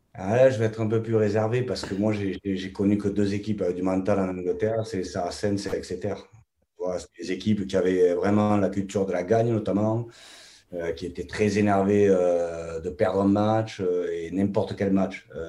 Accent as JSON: {"language": "French", "town": "Toulouse", "region": "Occitania", "country": "France", "also_born_or_lived": "England", "moved": "yes", "said": "chez nous, à Toulouse"}